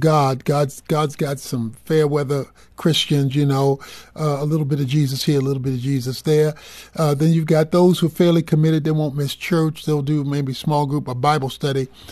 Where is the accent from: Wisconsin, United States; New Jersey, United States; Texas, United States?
Texas, United States; Dallas; I'm from Dallas